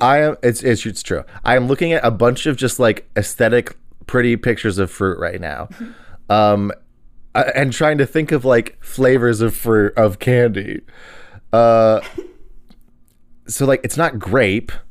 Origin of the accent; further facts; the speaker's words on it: Texas, United States; I'm from Texas.